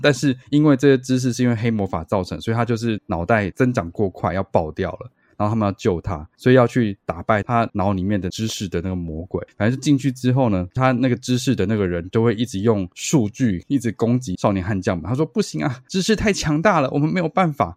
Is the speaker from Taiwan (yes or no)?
yes; Taiwan; 我回答我是台湾人